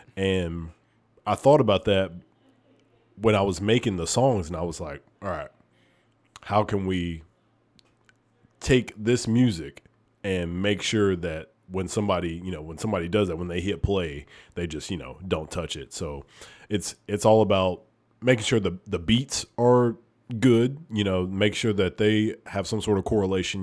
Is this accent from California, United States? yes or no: no; Oneonta, Alabama, United States; moved away; I'm from Oneonta, Alabama